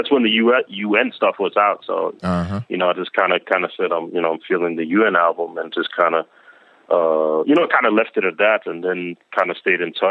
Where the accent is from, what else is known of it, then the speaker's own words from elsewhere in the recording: Denmark; now in Queens, United States; I've been in Queens for a long time, but I grew up in Denmark overseas. Then I came here in like the early '90s